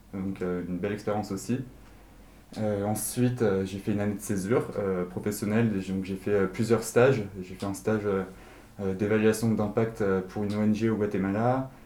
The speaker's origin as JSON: {"language": "French", "town": "Paris", "region": "Île-de-France", "country": "France", "tie": "born or raised there", "said": "moi je suis né et, j'ai grandi à Paris"}